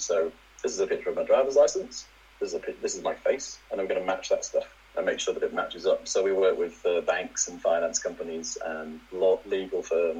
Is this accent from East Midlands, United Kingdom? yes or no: no; Leeds, Yorkshire and the Humber, United Kingdom; also born or lived in Manchester / Scunthorpe; I'm originally from Leeds, but I sort of spent places. I was in Manchester for a while. My dad used to work for Mobil as a lorry driver. So we've sort of moved around a bit and ended up in a place called Scunthorpe.